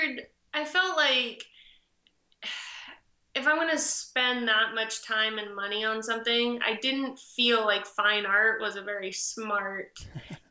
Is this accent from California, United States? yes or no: no; Maine, United States; I grew up in Maine